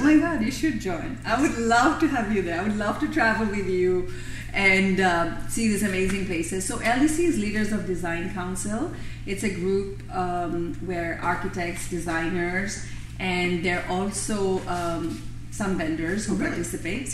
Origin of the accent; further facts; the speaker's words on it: Bangladesh; moved away as an adult; I was a foreign student. My parents are in Bangladesh. I'm from Bangladesh